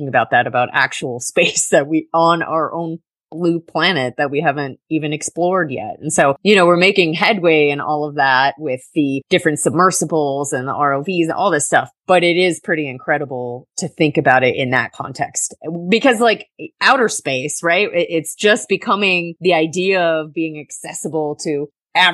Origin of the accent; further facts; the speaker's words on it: Summerland Key, Florida, United States; also born or lived in Duluth, Minnesota; I grew up on Summerland Key